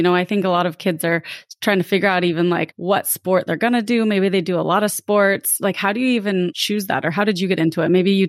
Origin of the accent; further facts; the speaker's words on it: Lake Tahoe, United States; I'm from Northside.